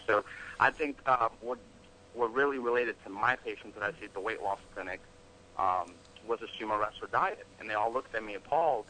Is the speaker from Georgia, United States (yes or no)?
yes; Atlanta, Georgia, United States; also born or lived in Russia; I was born in Russia, moved here in America when I was little, grew up in Atlanta, Georgia